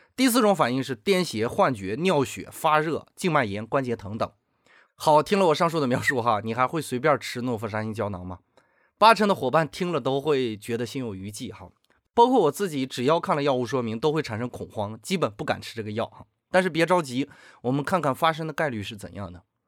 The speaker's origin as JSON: {"language": "Chinese", "country": "China", "said": "我们中国人"}